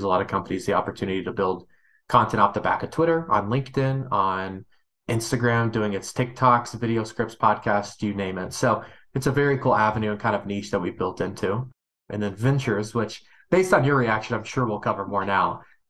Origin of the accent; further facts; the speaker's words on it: Kentucky, United States; I'm from Kentucky. People from Kentucky have accents, and my accent was so thick that I went to speech therapy to solve said accent.